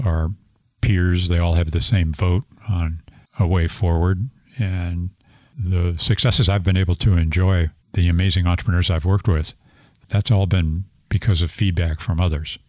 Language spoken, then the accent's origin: English; St. Louis, Missouri, United States; I'm an engineer from St. Louis, Missouri.